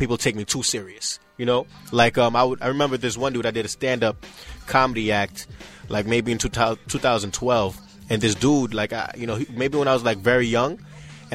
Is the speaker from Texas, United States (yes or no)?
no; New York City, New York, United States; also born or lived in Canarsie, Brooklyn; I'm from Flatbush, but I've been living in Canarsie for a while now.